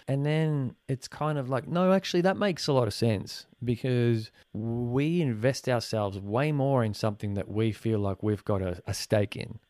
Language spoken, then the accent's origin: English; Australia; also born or lived in Venezuela; being born in Venezuela and coming here when I was four, I never fully felt one hundred percent Venezuelan 'cause I grew up here in Australia